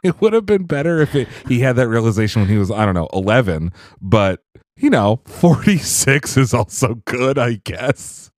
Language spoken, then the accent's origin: English; Canada; I'm Canadian